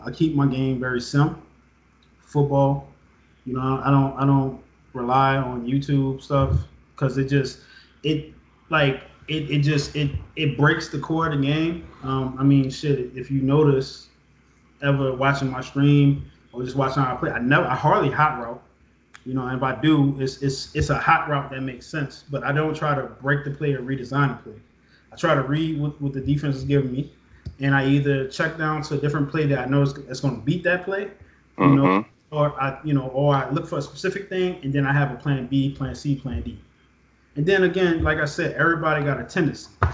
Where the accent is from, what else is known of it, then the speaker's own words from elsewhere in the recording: New Orleans, Louisiana, United States; also born or lived in Texas; I was born in New Orleans, lived here most of my life. There was a time period where I lived in Texas. I came back. I grew up in an era where, you know, everybody knew what New Orleans was like